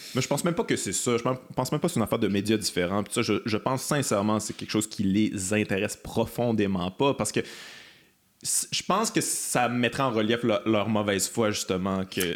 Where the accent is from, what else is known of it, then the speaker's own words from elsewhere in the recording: Quebec, Canada; je suis québécois